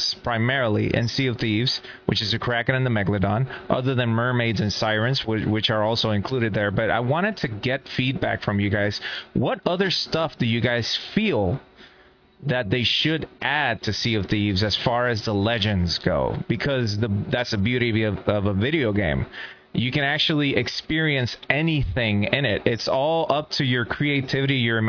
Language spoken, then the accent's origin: English; Puerto Rico; moved away; I am from Puerto Rico. Puerto Rico is an island in the Caribbean that is surrounded by water